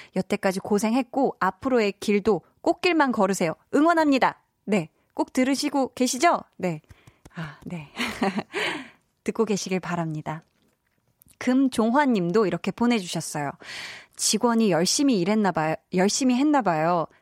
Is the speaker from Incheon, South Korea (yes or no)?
no; Seoul, South Korea; 제가 살던 그 어려서 나고 자란 동네도 굉장히 네, 자연 친화적인 네, 그린벨트 지역이었어서 서울임에도 불구하고